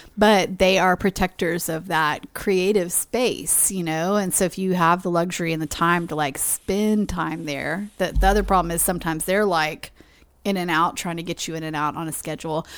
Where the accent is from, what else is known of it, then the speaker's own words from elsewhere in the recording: Texas, United States; moved away as an adult; now in Livingston, Montana, United States; growing up in Texas